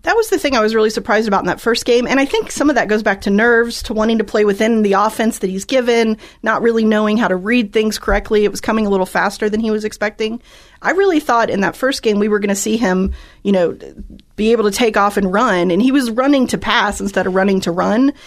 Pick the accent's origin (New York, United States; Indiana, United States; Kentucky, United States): Kentucky, United States; Louisville; Growing up in Louisville